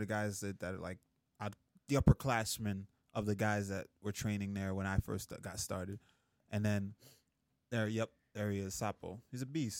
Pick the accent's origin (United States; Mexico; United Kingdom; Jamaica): Jamaica; moved away; I grew up in Jamaica